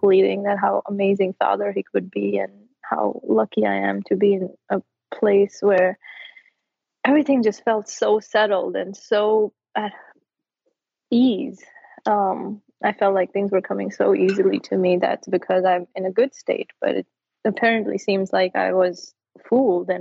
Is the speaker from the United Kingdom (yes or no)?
no; India; moved away as an adult; now in United States; And I grew up in India